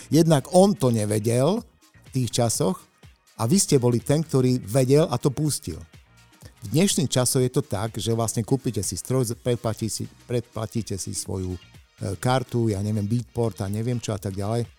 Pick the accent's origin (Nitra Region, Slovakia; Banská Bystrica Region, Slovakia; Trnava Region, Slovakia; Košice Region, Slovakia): Košice Region, Slovakia; Košice; Som z Košíc